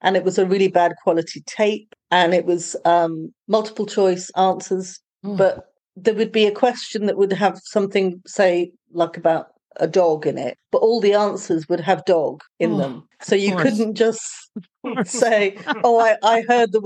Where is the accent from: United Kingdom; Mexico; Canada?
United Kingdom; accent: British; moved away as an adult; now in Portugal; my British accent.